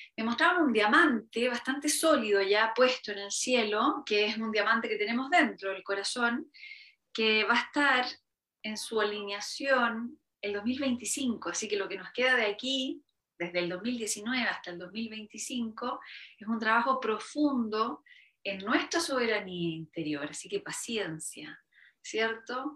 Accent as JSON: {"language": "Spanish", "country": "Chile", "said": "esta cosa que tenemos mucho los, chilenos"}